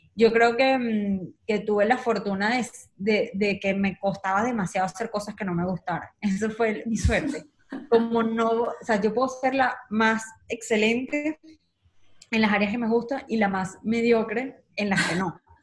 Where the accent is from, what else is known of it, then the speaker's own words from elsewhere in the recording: Caracas, Capital District, Venezuela; moved away as an adult; nací en Caracas